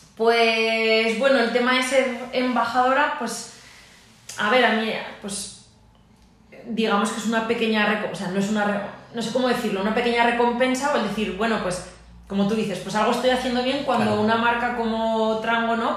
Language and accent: Spanish; Aragon, Spain; que soy más maña y más orgullosa